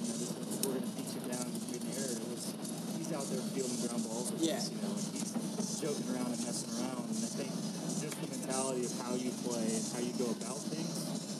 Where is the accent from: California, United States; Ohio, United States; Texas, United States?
Texas, United States; Fort Worth; Fort Worth.